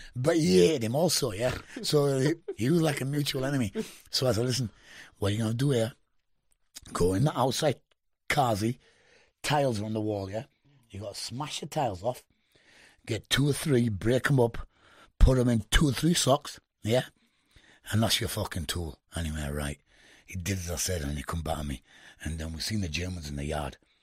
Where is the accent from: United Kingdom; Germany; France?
United Kingdom; I was the only Brit, yeah? but I'm not only a Brit, but I'm Indian